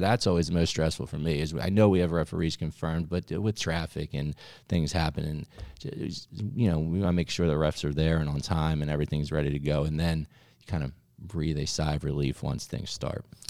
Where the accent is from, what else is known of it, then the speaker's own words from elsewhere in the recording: Ventnor, New Jersey, United States; moved away; also born or lived in Maryland; I actually grew up in New Jersey, and I grew up in Ventnor, which is on the Monopoly board